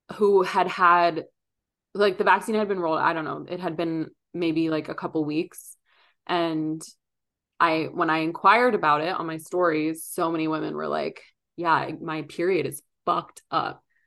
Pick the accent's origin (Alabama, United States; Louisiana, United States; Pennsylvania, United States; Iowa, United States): Pennsylvania, United States; Philadelphia; moved away; I grew up in Philly